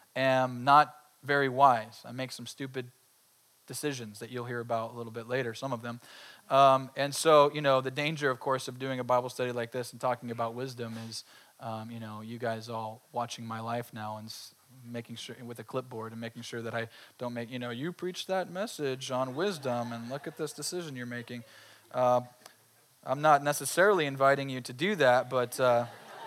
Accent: Colusa County, California, United States; I grew up in Colusa County

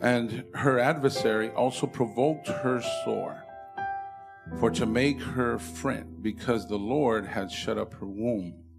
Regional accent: Indio, California, United States; moved away as an adult; now in San Fernando Valley, United States; I'm from the Coachella Valley, from Indio

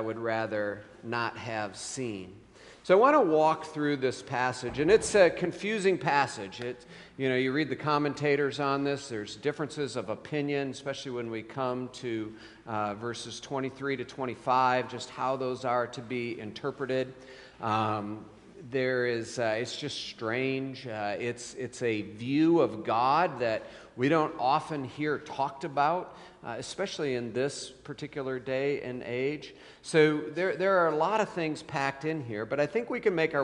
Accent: West Michigan, United States; growing up in West Michigan

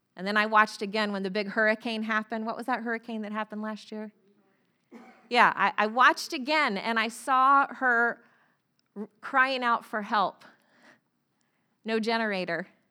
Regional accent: Florida, United States; moved away; I grew up in Florida

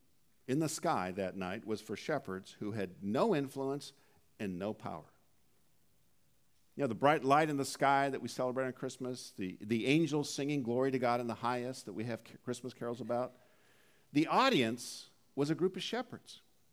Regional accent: Dallas, Oregon, United States; also born or lived in Jamestown, North Dakota / Cairnport, Saskatchewan; I was born in Jamestown, North Dakota. We then moved to Cairnport, Saskatchewan. See if you can find that on a map. Then we moved to Dallas, Oregon, where I graduated from high school.

